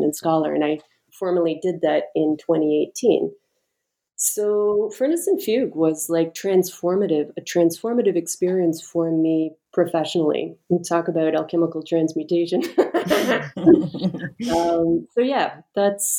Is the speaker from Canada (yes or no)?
yes; Canada; moved away as an adult; now in United States; I'm Canadian, I decided to apply for a green card